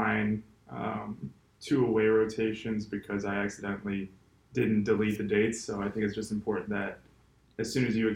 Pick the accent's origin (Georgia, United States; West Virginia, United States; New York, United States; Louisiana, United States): New York, United States; Rochester; now in Florida, United States; I am originally from Rochester, New York